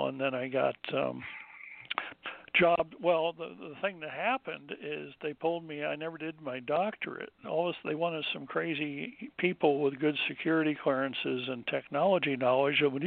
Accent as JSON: {"language": "English", "region": "New Jersey", "country": "United States", "tie": "born or raised there", "moved": "yes", "said": "I grew up in New Jersey on the coast"}